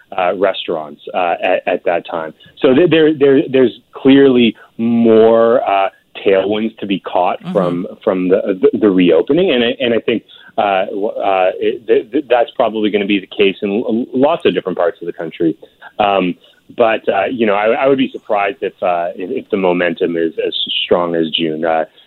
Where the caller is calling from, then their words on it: Ontario, Canada; I'm calling in from Ontario